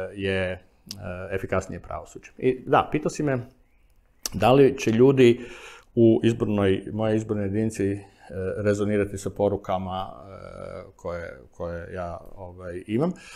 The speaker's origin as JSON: {"language": "Croatian", "town": "Zagreb", "region": "City of Zagreb", "country": "Croatia", "tie": "born or raised there", "said": "kad sam rođen e, u Sigetu i proveo prvih 25 godina, 23, 24 godine života u Sigetu"}